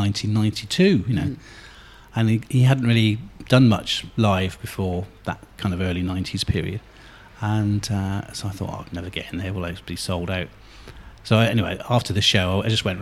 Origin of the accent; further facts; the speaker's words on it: Somerset, South West England, United Kingdom; I come from Somerset